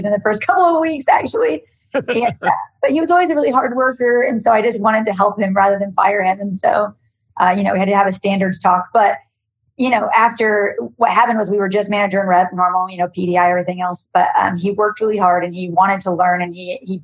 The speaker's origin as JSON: {"language": "English", "region": "Indiana", "country": "United States", "tie": "born or raised there", "also_born_or_lived": "Kalamazoo, Michigan", "moved": "as an adult", "said": "I grew up in Indiana and started in a Cutco office there because that's where I was in college"}